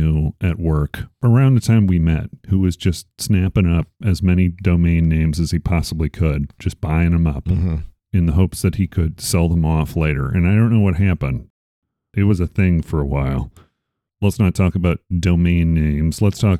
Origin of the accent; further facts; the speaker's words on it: Arizona, United States; Growing up in Arizona